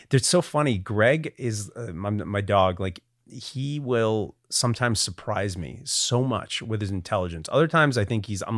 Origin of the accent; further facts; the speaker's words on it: United States; I grew up 45 minutes outside of New York City